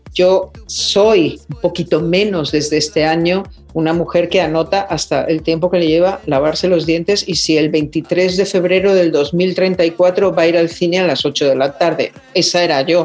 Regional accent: Mexico; soy mexicana

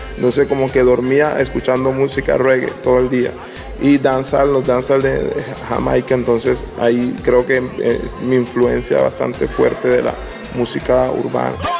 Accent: San Andrés, San Andrés and Providencia, Colombia; de San Andrés Isla

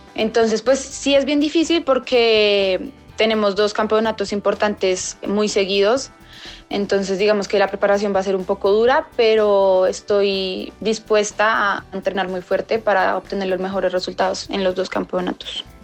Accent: Colombia; competir un mundial en mi país pues es muy emocionante de representar a mi país en mi país Espero pues obviamente poder clasificar y, competir y darla toda por mi país y ganar una medalla acá en Colombia

